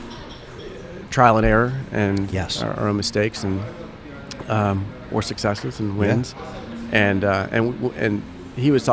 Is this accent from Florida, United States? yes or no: yes; Vero Beach, Florida, United States; moved away; also born or lived in Charleston, South Carolina; I grew up in Vero Beach, and that's where I kind of cut my teeth in the industry